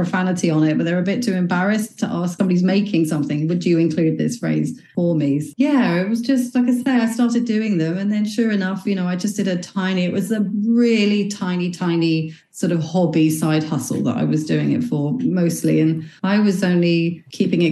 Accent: England, United Kingdom; moved away as an adult; also born or lived in Dubai; now in Belfast, United Kingdom; I'm actually originally from England. I moved over here in 2005, so I've lived here for quite a while.

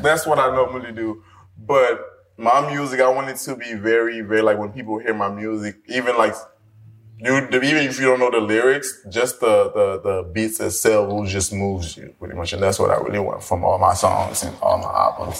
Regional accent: Miami, Florida, United States; moved away as an adult; also born or lived in Haiti; now in Los Angeles, United States; I am from Haiti, but originally was raised pretty much in Miami, graduated high school there, then moved.

